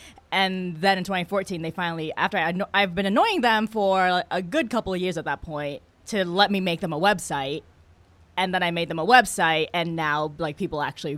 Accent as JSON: {"language": "English", "region": "West Coast", "country": "United States", "said": "I just call it boba because I'm from the West Coast and that's what we call all milk teas."}